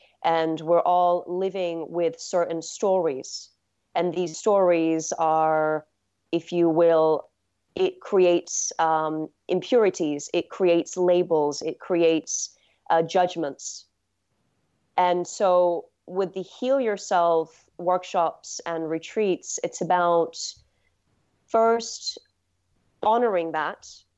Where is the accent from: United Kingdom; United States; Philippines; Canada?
United Kingdom; England; So I grew up in England, and there's, you know, so much lushness there. Especially in just the outskirts of London.